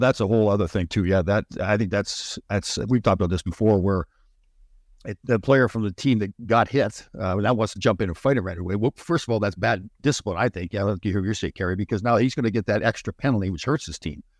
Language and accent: English; Brampton, Ontario, Canada; I grew up in Brampton.